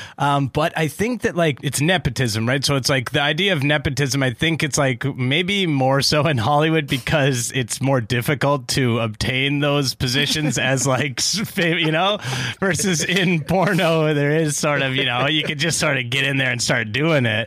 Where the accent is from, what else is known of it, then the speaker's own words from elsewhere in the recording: Richmond, British Columbia, Canada; now in Vancouver, Canada; And I grew up in Richmond, which is a suburb of Vancouver